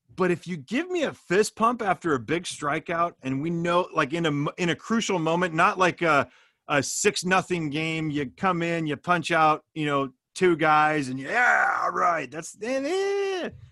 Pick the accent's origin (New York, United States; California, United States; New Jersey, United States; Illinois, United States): California, United States; Bay Area; growing up in the Bay Area